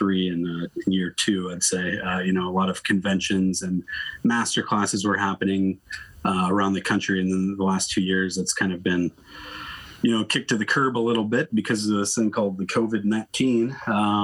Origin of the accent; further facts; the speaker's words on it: the South, United States; moved away as an adult; now in Canada; I'm from the South